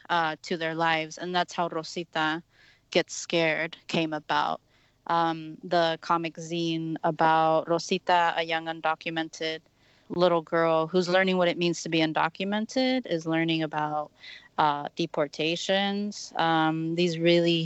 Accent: Texas, United States; now in Chicago, United States; me growing up in Texas

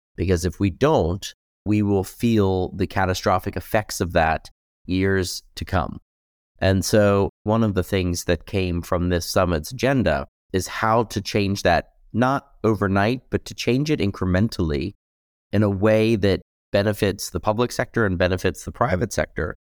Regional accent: United States; as a U S citizen, as an American

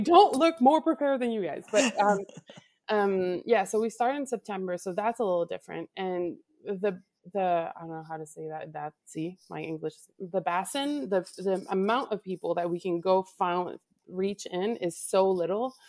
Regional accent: Laval, Quebec, Canada; I am from Laval, Quebec, Canada.

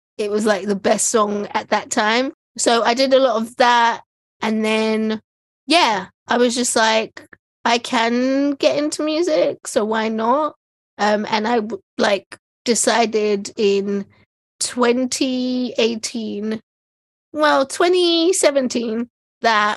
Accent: London, United Kingdom; I grew up in East London.

